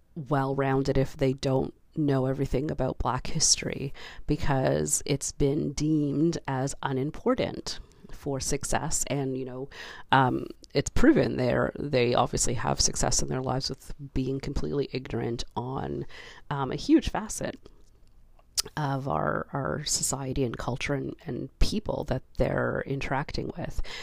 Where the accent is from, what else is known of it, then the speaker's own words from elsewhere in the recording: Canada; as a Canadian